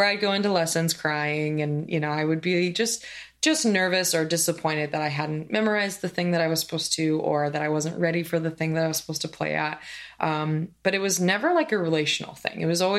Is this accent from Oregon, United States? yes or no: yes; Oregon, United States; moved away as an adult; also born or lived in Indiana / Kansas City, Missouri; I grew up in Oregon